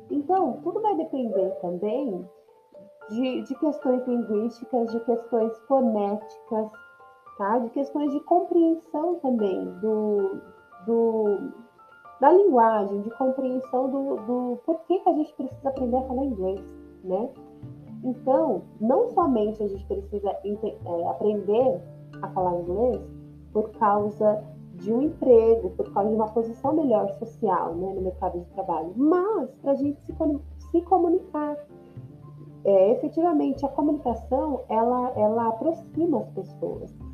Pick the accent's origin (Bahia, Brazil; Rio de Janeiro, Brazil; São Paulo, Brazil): São Paulo, Brazil; E o meu sotaque é um sotaque de uma brasileira de São Paulo que fala inglês, né? Eu não sou nativa. Eu não sou nativa de, de qualquer país que fala inglês. Eu sou paulista, tá?